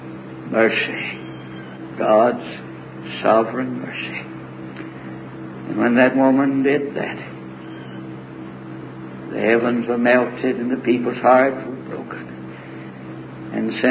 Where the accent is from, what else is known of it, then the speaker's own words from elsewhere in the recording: the South, United States; I'm from the South, and I'm preaching here